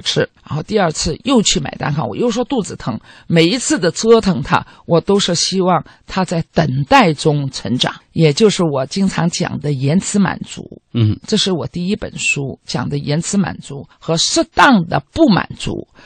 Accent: Shanghai, China; moved away as an adult; now in Israel; 因为我是小的时候一直是在上海长大的

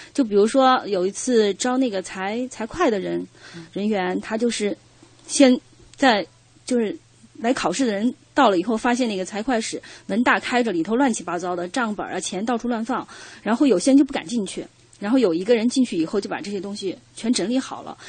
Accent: Sichuan, China; accent: Sichuanese; 我们四川话叫过

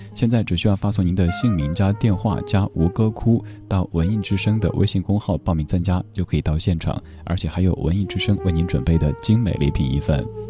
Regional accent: Chengdu, Sichuan, China; 我的家乡成都

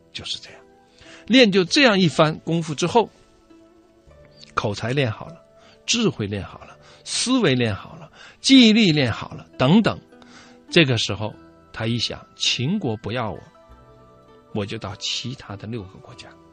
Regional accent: China; 联合国的真正创始人是我们中国人

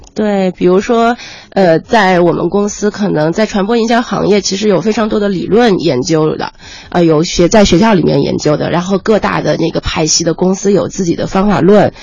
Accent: Ningbo, Zhejiang, China; 我是浙江的宁波人

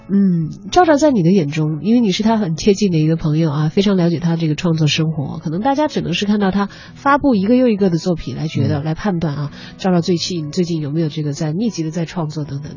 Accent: southern China, China; now in Beijing, China; 我是南方人，嗯。我到北京生活工作

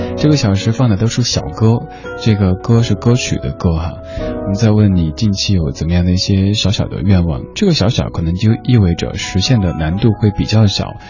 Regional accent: Chengdu, Sichuan, China; 我，我成都人

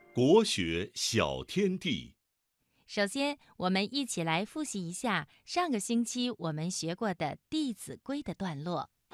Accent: China; 我们中国人

